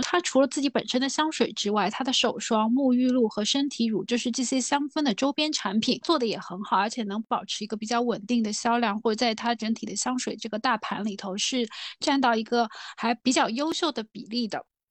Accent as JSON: {"language": "Chinese", "country": "China", "said": "我们中国人的用香习惯没有那么地频繁"}